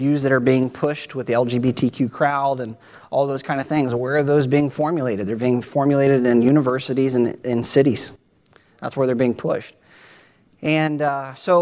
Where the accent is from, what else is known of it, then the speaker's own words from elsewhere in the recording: Ohio, United States; now in Tampa, United States; growing up in Ohio